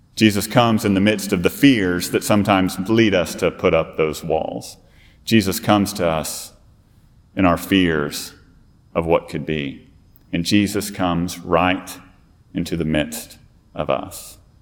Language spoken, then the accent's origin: English; Fort Worth, Texas, United States; now in South Carolina, United States; I'm actually a Fort Worth native